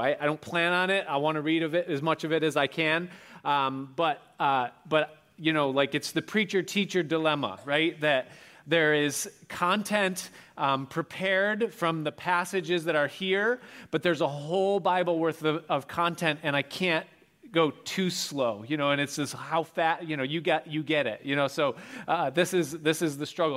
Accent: Rochester, New York, United States; I was growing up outside of Rochester, New York

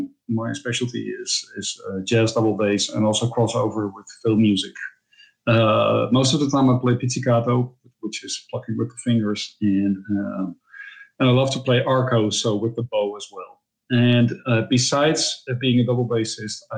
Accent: Netherlands; also born or lived in Utrecht / Amsterdam; I'm a Dutch double bassist, composer, and producer. I'm based in the Netherlands, in Europe. I live a 1 hour drive from Amsterdam.

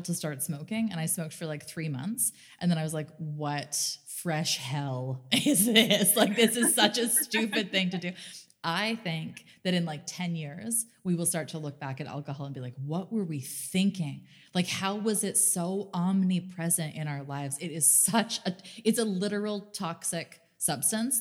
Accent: Canada; growing up in Canada

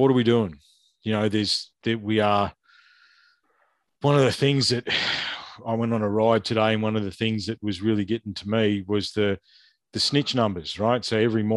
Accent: Ballarat, Victoria, Australia; I'm from Ballarat. I grew up a stone's throw from where that happened

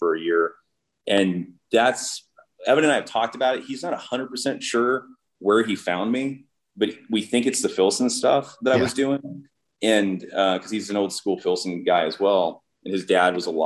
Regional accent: Idaho, United States; moved away as an adult; also born or lived in New York City; growing up in Idaho

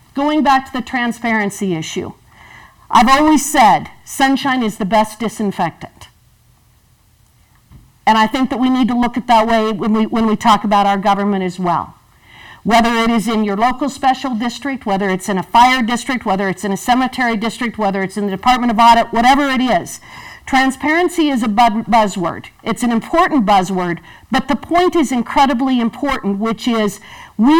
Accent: Goshen County, Wyoming, United States; I grew up in Goshen County

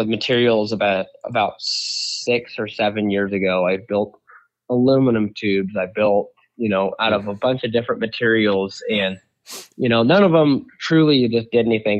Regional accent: La Center, Washington, United States; I grew up out on the West Coast in La Center, Washington

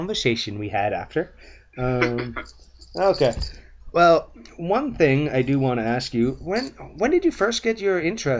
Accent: Welland, Ontario, Canada; I was born in Welland

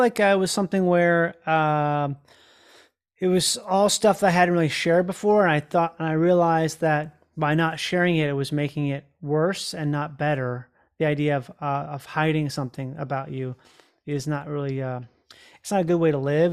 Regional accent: Rochester, Minnesota, United States; I grew up in Rochester, Minnesota

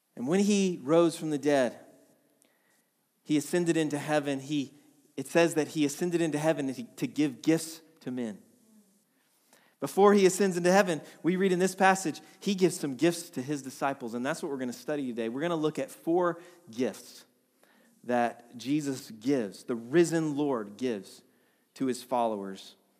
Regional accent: Atlanta, Georgia, United States; moved away as an adult; also born or lived in Vermont; we're from Atlanta originally. We moved to Vermont back in two thousand twelve

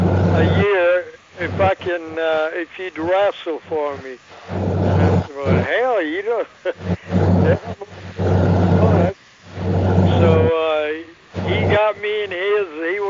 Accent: Poland; English is a second language; So I can speak Polish real good because I came from Poland.

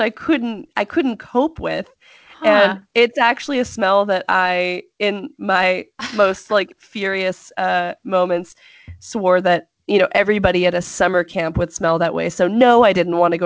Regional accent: California, United States; growing up in California

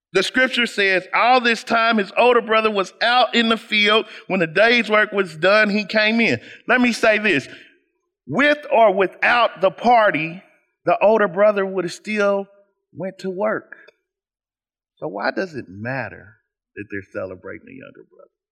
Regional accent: Kansas City, United States; I am essentially a boy from Kansas City

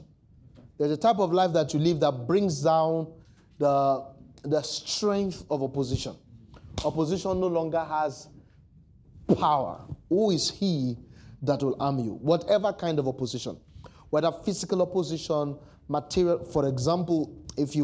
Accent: Nigeria; as a Nigerian

